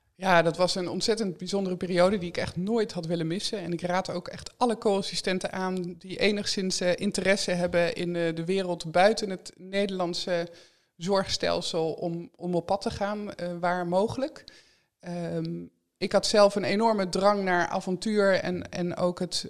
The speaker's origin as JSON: {"language": "Dutch", "region": "Drenthe", "country": "Netherlands", "tie": "born or raised there", "also_born_or_lived": "Amsterdam", "moved": "yes", "lives_now": "Texel, Netherlands", "said": "ik ben opgegroeid in Drenthe"}